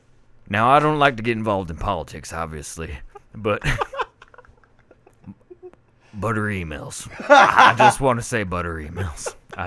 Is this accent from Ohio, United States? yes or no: no; Brooklyn, New York, United States; Did I tell you I grew up in Brooklyn?